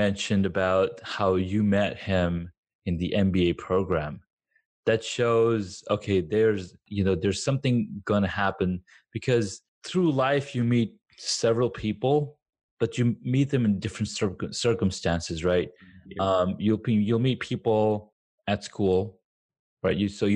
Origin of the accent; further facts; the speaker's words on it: Saudi Arabia; moved away as an adult; also born or lived in Pakistan; now in United States; I was born in Pakistan. Grew up in Saudi Arabia, made some friends there. I went, like, my entire school life was there